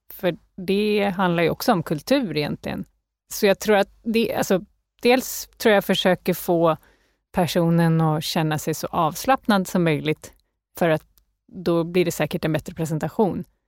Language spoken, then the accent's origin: Swedish; Canada; now in Sweden; Jag är uppväxt i Kanada, så jag är lite så här nordamerikanskt präglad